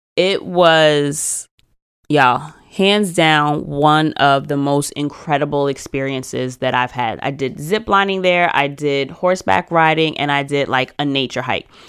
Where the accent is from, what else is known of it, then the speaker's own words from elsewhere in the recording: United States; I am very American